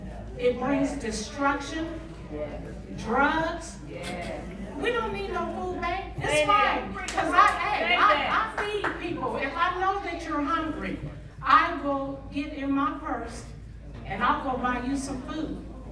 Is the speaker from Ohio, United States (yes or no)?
yes; Columbus, Ohio, United States; also born or lived in Hilliard, Ohio; I'm from Columbus, Ohio. I've been residing here for a while. The suburbs, I lived in the area of Rome, Hilliard.